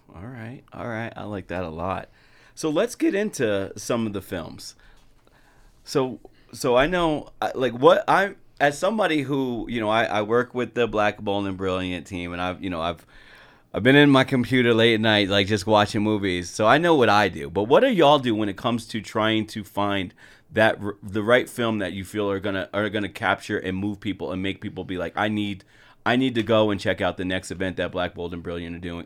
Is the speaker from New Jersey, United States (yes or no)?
yes; New Jersey, United States; now in Utah, United States; I'm from Jersey